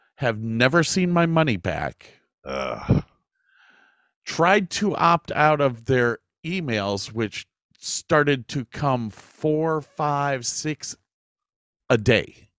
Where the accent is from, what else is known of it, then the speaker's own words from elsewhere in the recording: Ohio, United States; moved away; also born or lived in Texas; we, we, were extremely lucky growing up in Ohio